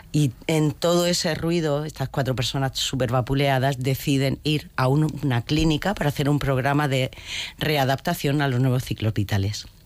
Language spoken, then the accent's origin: Spanish; Region of Murcia, Spain; somos todos murcianos.